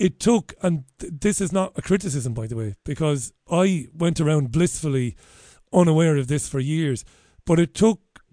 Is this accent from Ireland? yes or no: yes; Ireland; I'm an Irish guy